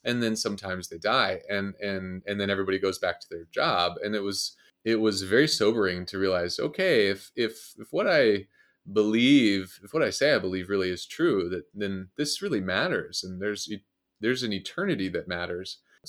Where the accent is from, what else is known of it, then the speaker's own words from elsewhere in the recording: Kansas City, Missouri, United States; I'm from Kansas City originally.